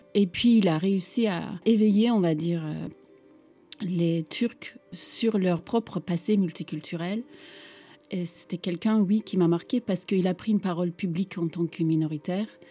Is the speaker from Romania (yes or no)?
no; Istanbul, Turkey; French is a second language; now in France; j'ai grandi euh, dans un monde multiculturel d'Istanbul